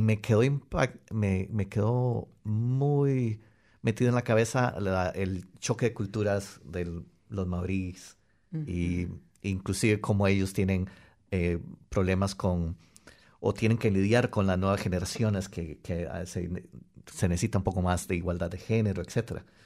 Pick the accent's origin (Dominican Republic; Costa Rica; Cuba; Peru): Costa Rica; moved away as an adult; also born or lived in Wellington, New Zealand / Christchurch, New Zealand / Melbourne, Australia; now in New Zealand; en todas las empresas que yo trabajaba en Costa Rica